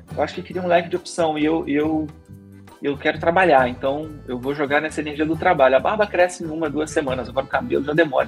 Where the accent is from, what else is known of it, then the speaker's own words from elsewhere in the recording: Petrópolis, Rio de Janeiro, Brazil; now in Rio de Janeiro, Brazil; sou de Petrópolis